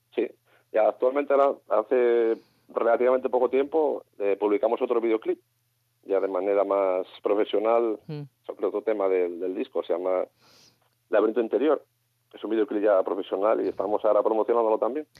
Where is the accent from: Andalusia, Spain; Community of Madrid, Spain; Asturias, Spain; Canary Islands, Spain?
Asturias, Spain; Gijón; yo de Gijón